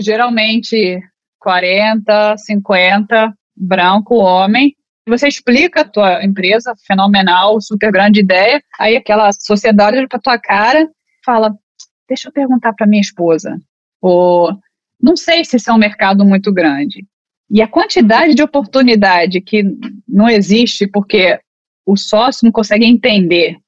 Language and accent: Portuguese; Brazil; moved away as an adult; now in United States; eu vim do Brasil para cá, para os Estados Unidos, como advogada, fora brasileira